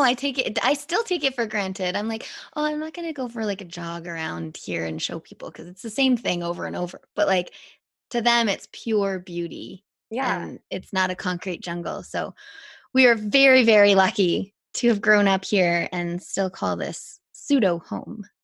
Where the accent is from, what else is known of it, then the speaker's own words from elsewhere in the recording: Whistler, British Columbia, Canada; moved away; i'm back living in whistler